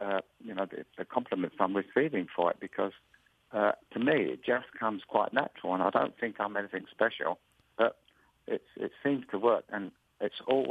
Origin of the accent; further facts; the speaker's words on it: England, United Kingdom; accent: English; my accent, please tell me to slow down so the English accent doesn't come across where you can't understand me.